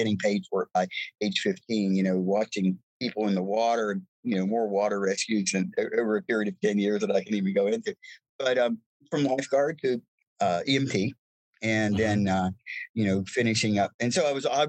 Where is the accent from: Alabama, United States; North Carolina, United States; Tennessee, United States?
North Carolina, United States; Winston-Salem; born or raised there; moved away